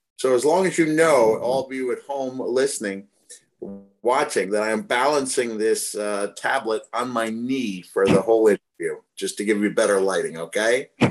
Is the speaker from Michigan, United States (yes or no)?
no; Bloomington, Indiana, United States; I'm a natural born Hoosier myself. I was born in Bloomington